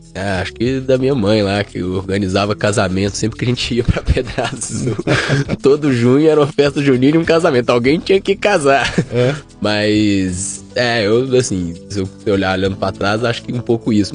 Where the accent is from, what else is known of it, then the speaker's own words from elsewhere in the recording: Belo Horizonte, Minas Gerais, Brazil; moved away; eu sou de BH